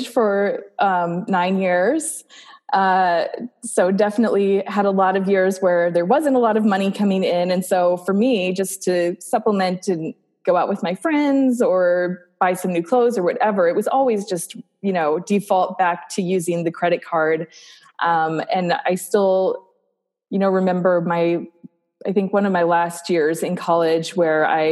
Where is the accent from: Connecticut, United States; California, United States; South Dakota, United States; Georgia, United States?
South Dakota, United States; also born or lived in Nebraska; I grew up in South Dakota. So I'm a Midwest girl through and through, born in South Dakota.